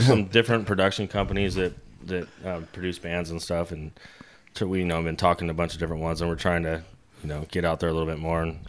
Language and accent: English; Federal Way, Washington, United States; moved away as an adult; now in North Kitsap, United States; I grew up in Federal Way, but I moved out there 14 years ago.